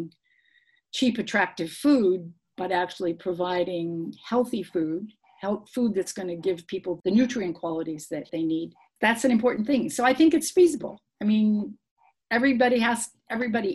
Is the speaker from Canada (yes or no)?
no; United States; as an American